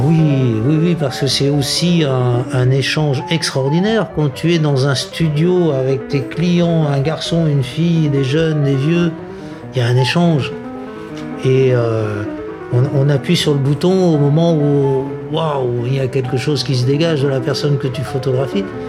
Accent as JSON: {"language": "French", "country": "Madagascar", "moved": "yes", "lives_now": "Niort, France", "said": "je vais chez moi à Madagascar"}